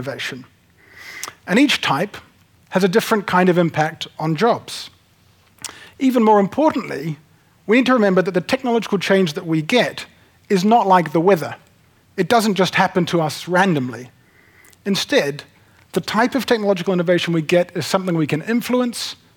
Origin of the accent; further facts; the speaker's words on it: Nelson, New Zealand; moved away as an adult; also born or lived in United Kingdom / United States; I grew up in Nelson